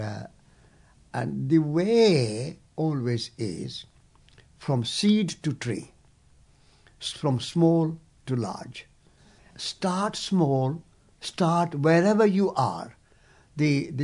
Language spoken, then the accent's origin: English; India; as an Indian